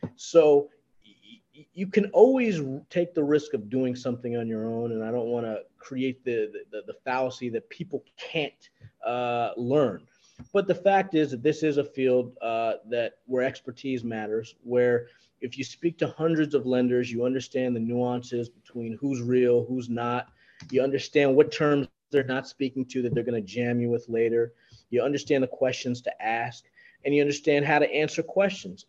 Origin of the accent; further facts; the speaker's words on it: New York, United States; I'm a New Yorker